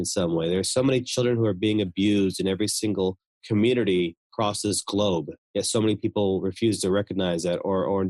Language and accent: English; United States; I'm from America